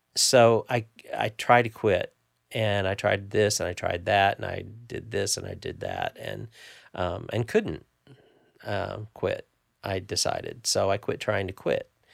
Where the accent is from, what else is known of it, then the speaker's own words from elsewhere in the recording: Evansville, Indiana, United States; Grew up in the southern tip of Indiana